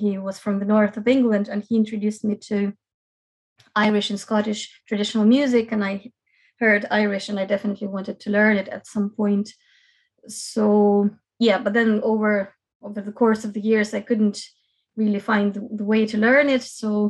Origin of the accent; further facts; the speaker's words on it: Kyiv, Ukraine; moved away as an adult; also born or lived in Belfast, United Kingdom; now in Cork, Ireland; I'm from Kyiv originally